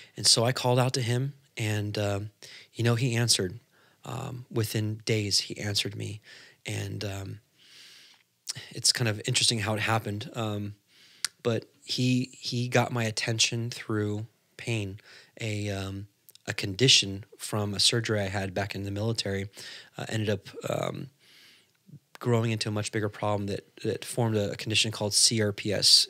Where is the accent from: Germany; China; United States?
United States; California; he moved out, uh, to California. That's where he met my mother, and, uh, I was born.